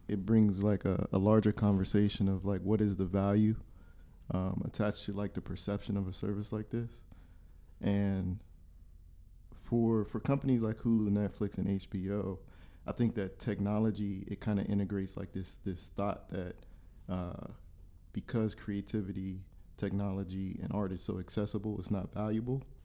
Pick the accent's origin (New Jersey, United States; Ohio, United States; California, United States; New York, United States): Ohio, United States; Warren; I'm from Warren, Ohio